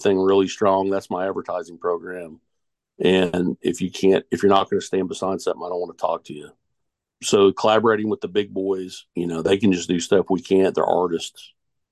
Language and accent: English; Tulsa, Oklahoma, United States; now in Wichita, United States; I'm from Tulsa originally